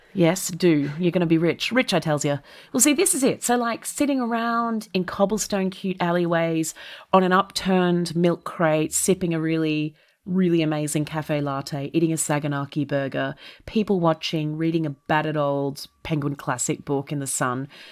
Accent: Melbourne, Victoria, Australia; first language English; moved away as an adult; now in London, United Kingdom; I'm an Australian that is from a temperate Australian city, which is to say, Melbourne

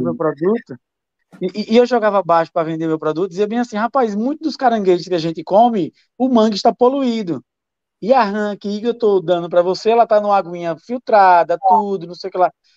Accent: Sergipe, Brazil; eu como sergipano

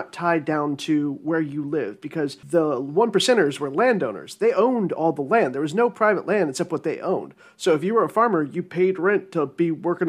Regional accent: United States; I'm American

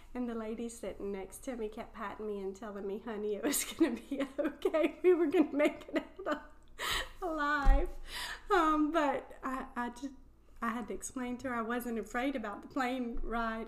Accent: South Louisiana, United States; moved away as an adult; also born or lived in Chile; I'm from South Louisiana

